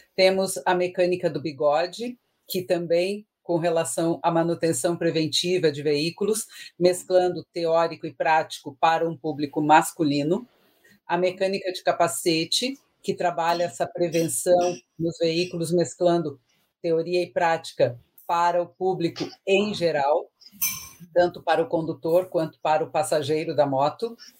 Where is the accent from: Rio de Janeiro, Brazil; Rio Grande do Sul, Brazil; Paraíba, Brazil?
Rio Grande do Sul, Brazil; sou do Rio Grande do Sul